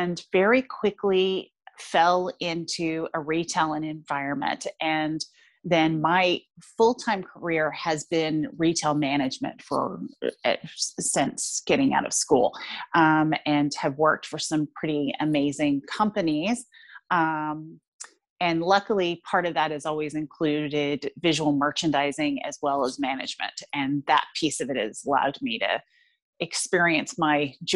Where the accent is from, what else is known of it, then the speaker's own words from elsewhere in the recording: San Jose, California, United States; moved away as an adult; now in Toronto, Canada; I grew up in San Jose